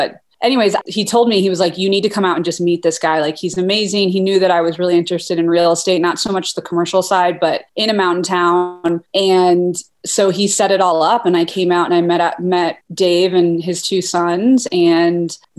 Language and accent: English; Toledo, Ohio, United States; moved away as an adult; also born or lived in Boulder, Colorado / New York City; now in Jackson, United States; So I grew up in Ohio. I'm from Toledo, Ohio. And I went to University of Colorado in Boulder for undergrad.